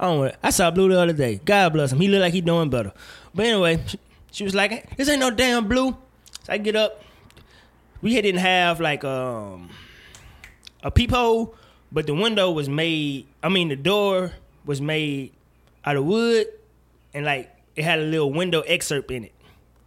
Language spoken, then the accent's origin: English; Mississippi, United States; I know I'm from Mississippi, but that's not the way this works.